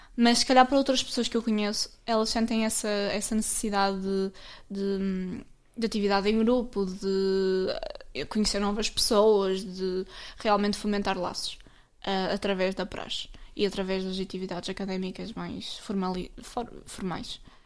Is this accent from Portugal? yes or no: yes; Portugal; Eu sou do Alvar, portanto, Alvar.